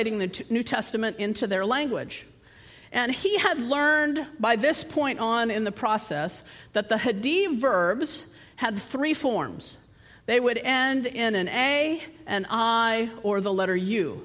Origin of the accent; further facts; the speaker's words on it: United States; I come from the United States